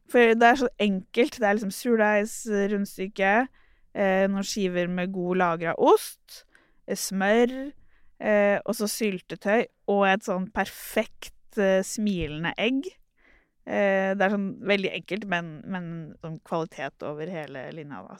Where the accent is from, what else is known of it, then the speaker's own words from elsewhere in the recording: Turkey; now in Oslo, Norway; Jeg er jo opprinnelig fra Tyrkia